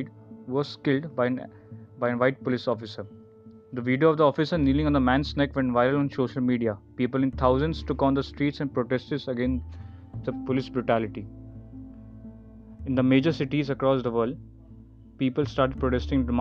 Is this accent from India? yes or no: yes; India; Being an Indian